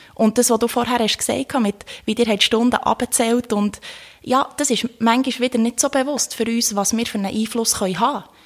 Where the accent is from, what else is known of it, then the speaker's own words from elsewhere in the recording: Thun, Bern, Switzerland; ich bin aus Thun